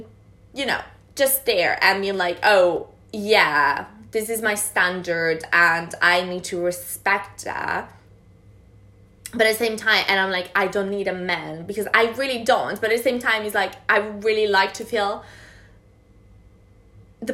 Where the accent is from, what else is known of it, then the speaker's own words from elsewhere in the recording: Italy; moved away as an adult; I'm from Italy